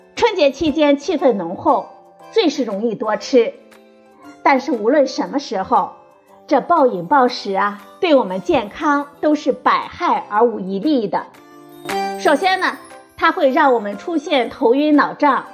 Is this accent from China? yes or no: yes; China; 我们中国人